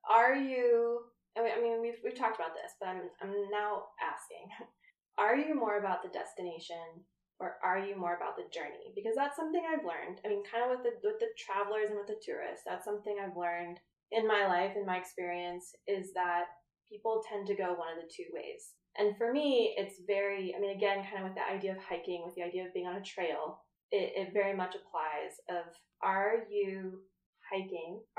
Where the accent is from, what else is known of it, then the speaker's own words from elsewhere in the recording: Colorado, United States; I'm from Colorado